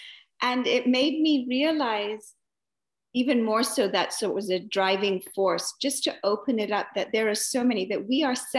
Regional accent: Entebbe, Central Region, Uganda; born there; I was born in Entebbe.

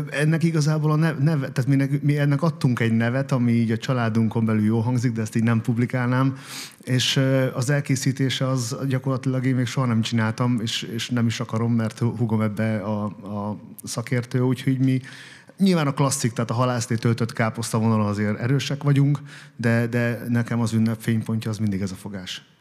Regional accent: Vésztő, Békés, Hungary; now in Esztergom, Hungary; Békés megye vésztő.

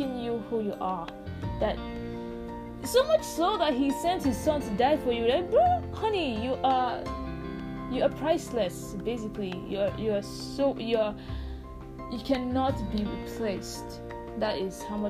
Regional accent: Nigeria; I am African, and I am Nigerian

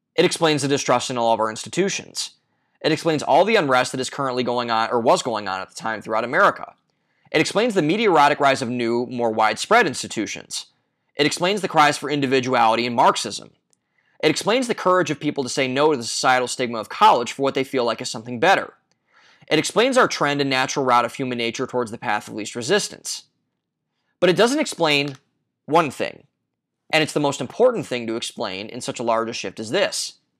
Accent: Ohio, United States; my home state of Ohio

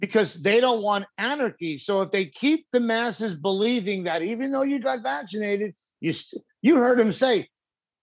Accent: Long Island, New York, United States; moved away as an adult; I grew up in Long Island. I lived in Long Island for many years until I was in my 30s.

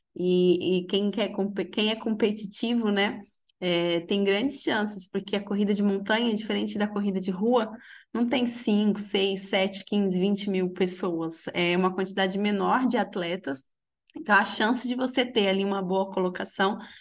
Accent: Minas Gerais, Brazil; Eu sou de Minas, de uma cidade bem pequenininha

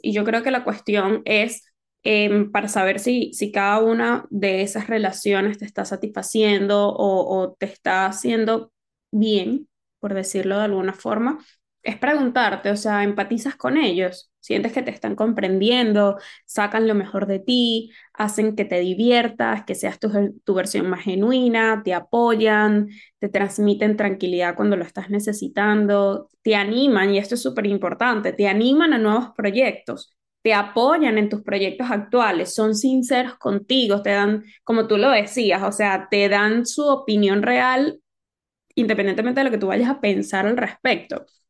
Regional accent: Venezuela; now in Spain; lo que nos tocó vivir como venezolanos, de que nos tocó emigrar

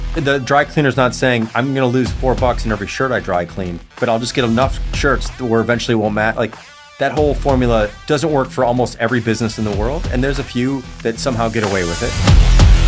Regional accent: Chicago, Illinois, United States; moved away as an adult; now in Los Angeles, United States; grew up in Chicago

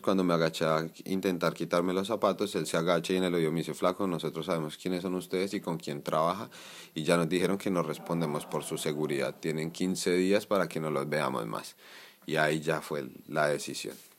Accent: Colombia; now in Spain; cansarnos como sociedad colombiana

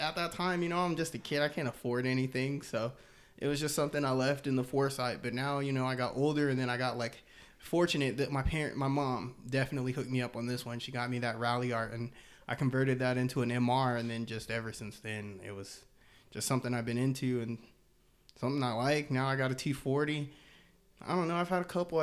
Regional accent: Aurora, Colorado, United States; I'm from Aurora, Colorado.

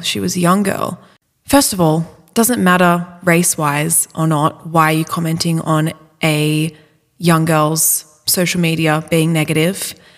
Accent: Australia; growing up in Australia

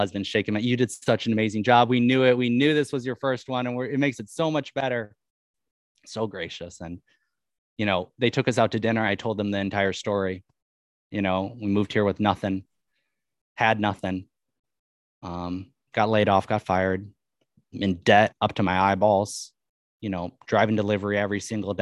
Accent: Madison, Wisconsin, United States; also born or lived in Colorado / Japan; now in Hawaii, United States; I'm originally from Madison, Wisconsin, and lived in Colorado and lived in Japan. And now I live in Hawaii

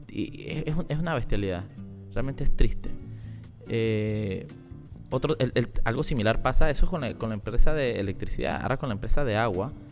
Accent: La Chorrera, Panamá Oeste, Panama; yo que soy de Panamá Oeste, eh, digo, tengo años no vivo en Panamá Oeste, pero yo soy nacido y crecido en Chorrera.

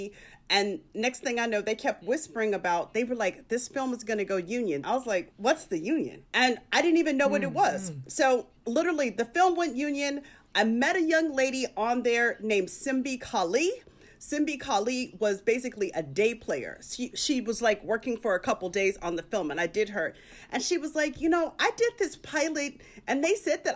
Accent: Tempe, Arizona, United States; now in Los Angeles, United States; I'm a girl from a small town. I'm from Tempe, Arizona.

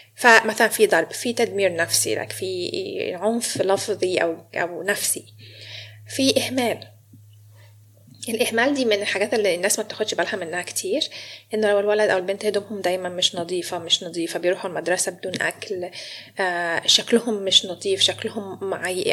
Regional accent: Egypt; moved away as an adult; also born or lived in Sydney, Australia; now in Melbourne, Australia; انا مصريه فجابني استراليا

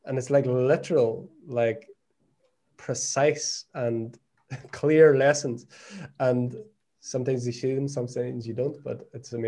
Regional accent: Ireland; moved away as an adult; now in Portugal; We came away to Portugal. My wife's from Brazil. I'm obviously from Ireland. So we came here not knowing anyone.

